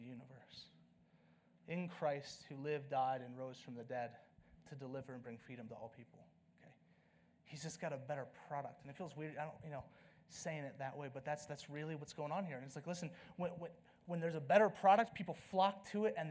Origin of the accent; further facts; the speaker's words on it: the South, United States; now in Flagstaff, United States; I'm from the South